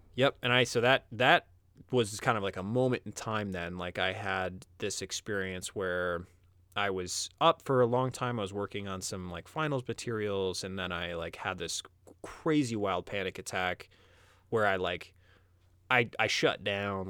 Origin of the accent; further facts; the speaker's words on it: Midwest, United States; I was from the Midwest